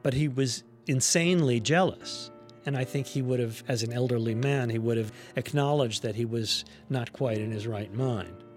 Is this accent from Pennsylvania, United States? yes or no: no; New York City, New York, United States; I grew up in New York City